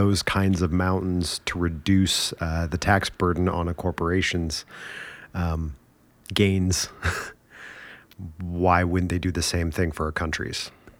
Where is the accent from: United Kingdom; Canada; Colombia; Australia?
Canada; Yeah, we're Canadian.